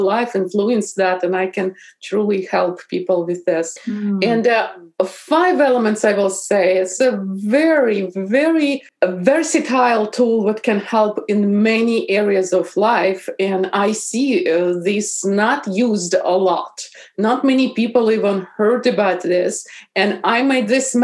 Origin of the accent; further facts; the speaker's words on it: Bryansk Oblast, Russia; English is a second language; moved away as an adult; also born or lived in St. Petersburg, Russia; now in Seattle area, United States; Originally, I am from Russia. And I was born in Bryansk region.